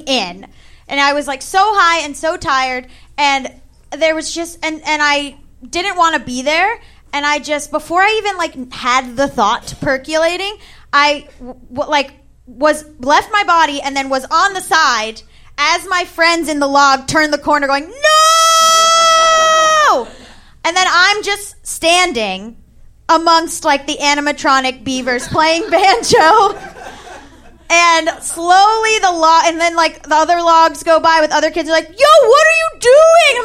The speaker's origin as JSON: {"language": "English", "region": "Florida", "country": "United States", "said": "I'm from Florida"}